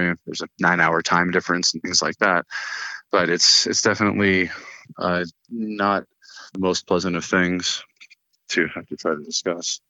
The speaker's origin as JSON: {"language": "English", "town": "Fort Collins", "region": "Colorado", "country": "United States", "tie": "born or raised there", "also_born_or_lived": "Portland, Oregon", "said": "So I was born in Portland, Oregon, and you know they moved here right before I turned six. So I grew up in Fort Collins"}